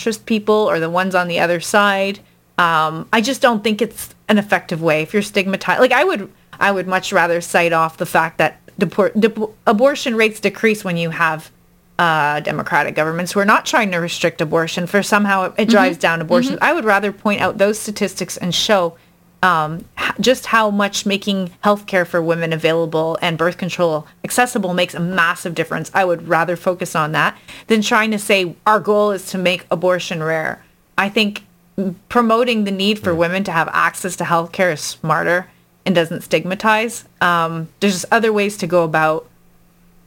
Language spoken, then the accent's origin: English; Canada; I'm a Canadian